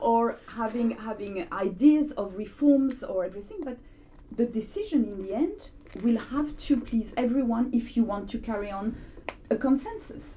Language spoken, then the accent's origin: English; France; accent: French; English is a second language; moved away as an adult; now in United Kingdom; i've never felt as french as i feel since brexit